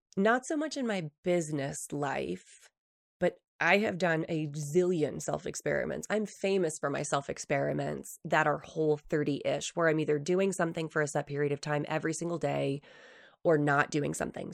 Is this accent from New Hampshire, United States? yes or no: yes; East Coast, New Hampshire, United States; moved away as an adult; now in Utah, United States; when I first moved to Utah from New Hampshire, so, I grew up in the East Coast